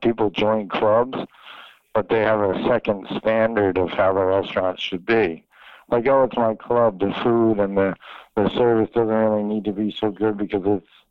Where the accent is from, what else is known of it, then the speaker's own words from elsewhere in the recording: Philadelphia, Pennsylvania, United States; moved away as an adult; also born or lived in New York City / Miami; I'm from Philadelphia